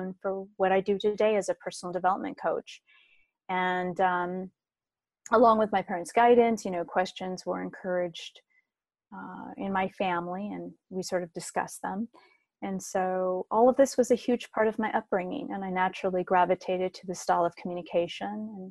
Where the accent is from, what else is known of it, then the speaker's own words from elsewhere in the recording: San Diego, California, United States; was born and raised in Southern California, and I'm from San Diego